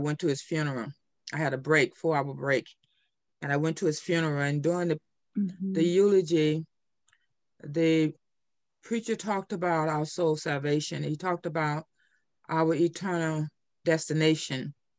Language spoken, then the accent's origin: English; the South, United States; I grew up in the South, and I grew up being taught about the Lord all my life.